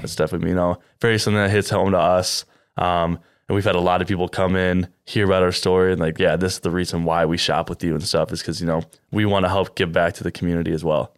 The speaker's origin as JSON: {"language": "English", "town": "Cedar Rapids", "region": "Iowa", "country": "United States", "said": "I'm from Cedar Rapids as well."}